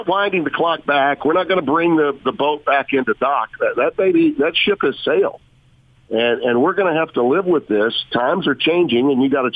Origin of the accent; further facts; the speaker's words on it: Shreveport, Louisiana, United States; also born or lived in Connecticut / Baton Rouge / New Orleans; I've either been in my hometown, which is Shreveport.